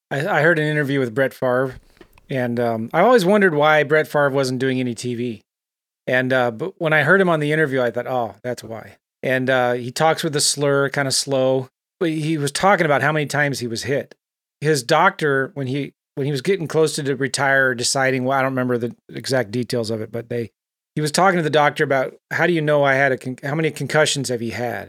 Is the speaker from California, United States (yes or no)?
yes; San Diego, California, United States; I grew up in San Diego